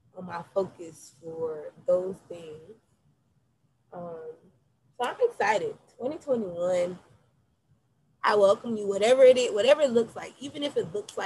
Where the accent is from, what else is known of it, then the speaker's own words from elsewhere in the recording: United States; us as the American people